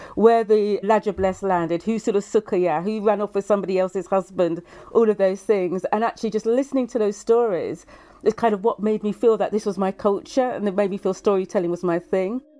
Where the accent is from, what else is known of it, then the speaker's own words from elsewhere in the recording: Brighton, South East England, United Kingdom; accent: English; I was born in Brighton